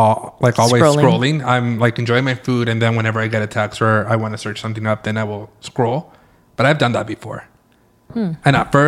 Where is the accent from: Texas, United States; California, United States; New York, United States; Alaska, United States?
California, United States; I try to say that I wasn't from California, that I was from Mexico or Spain. And they're like, boy, we know you're from the United States.